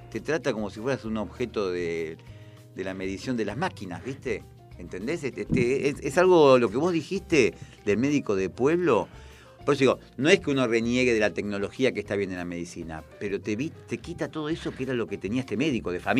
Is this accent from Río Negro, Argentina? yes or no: no; Buenos Aires, Argentina; yo soy porteño, yo soy porteño